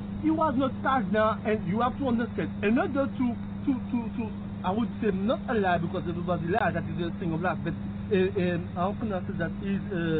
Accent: Martinique; now in United States; I was born in the island Martinique. French island.

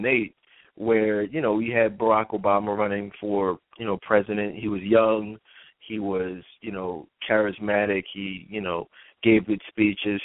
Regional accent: United States; I'm an American, I'm an African American

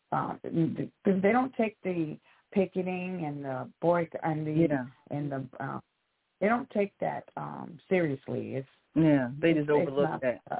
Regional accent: St. Louis, Missouri, United States; now in Memphis, United States; in Memphis, Tennessee.

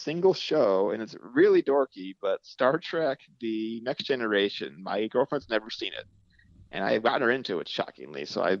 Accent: Cleveland, Ohio, United States; now in Brooklyn, United States; I'm from Cleveland.

